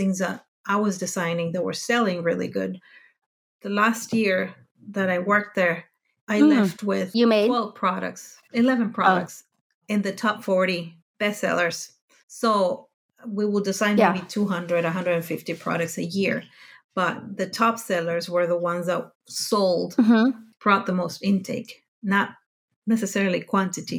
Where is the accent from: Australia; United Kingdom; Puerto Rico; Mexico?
Mexico; moved away as an adult; now in Denmark; I grew up in Mexico